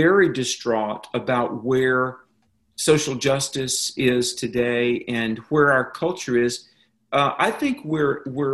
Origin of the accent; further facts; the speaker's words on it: North Carolina, United States; my home state of North Carolina